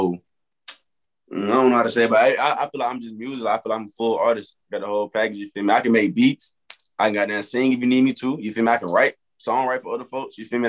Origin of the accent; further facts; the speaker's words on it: Montgomery, Alabama, United States; I got a couple more stuff coming up, like shows and stuff in Montgomery. That's my hometown.